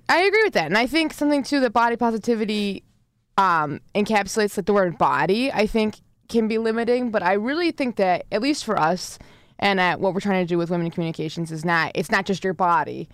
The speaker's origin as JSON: {"language": "English", "region": "Connecticut", "country": "United States", "moved": "yes", "lives_now": "Ithaca, United States", "said": "I'm from Connecticut"}